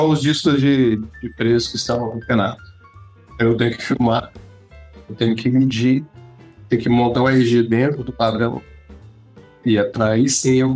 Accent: Viana, Espírito Santo, Brazil; also born or lived in Vitória, Espírito Santo; eu sou de Viana.

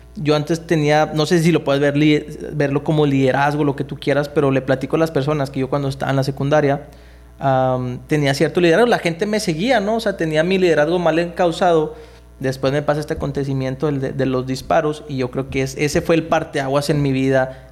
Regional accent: Nuevo Laredo, Tamaulipas, Mexico; Yo crecí aquí en Nuevo Laredo en, en, en, en la colonia San Rafael

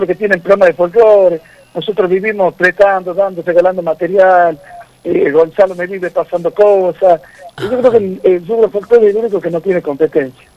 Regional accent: Cosquín, Córdoba, Argentina; mi padre, nosotros somos todos de Cosquín, provincia de Córdoba

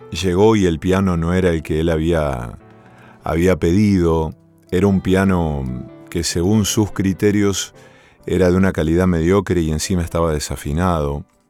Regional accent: Villa Cañas, Santa Fe, Argentina; moved away; en mi pueblo natal, en Villa Cañas

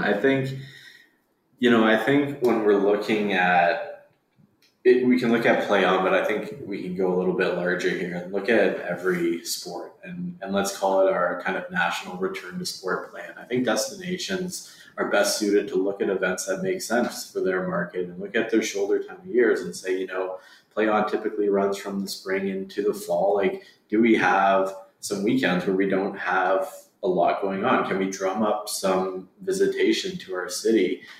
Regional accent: Calgary, Alberta, Canada; Let's go up to Edmonton, even though we're from Calgary.

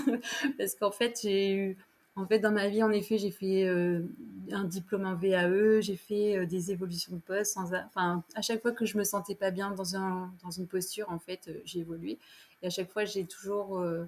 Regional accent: Poitiers, Nouvelle-Aquitaine, France; moved away as an adult; now in La Rochelle, France; je suis de la région de Poitiers, je suis native de Poitiers

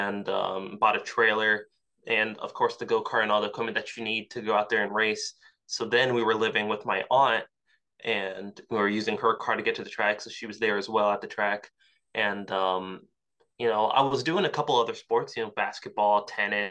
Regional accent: Yorktown, Virginia, United States; I grew up in Yorktown, Virginia

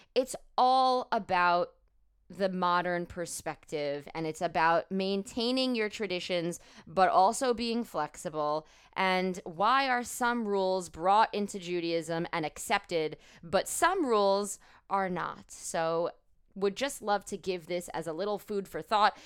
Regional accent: United States; also born or lived in New York; I, as an American Jewish woman

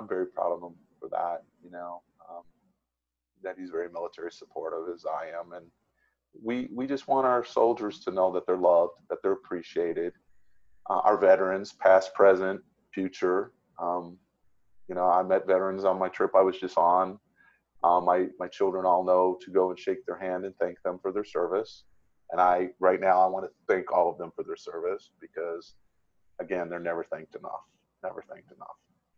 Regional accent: Florida, United States; I was already in Tennessee. I was from Florida. I was already halfway there.

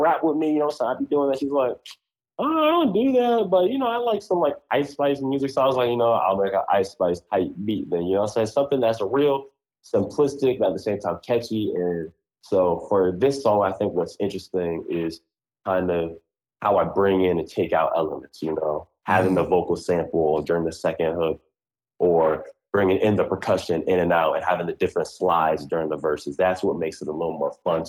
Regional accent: Columbus, Ohio, United States; I'm from Columbus

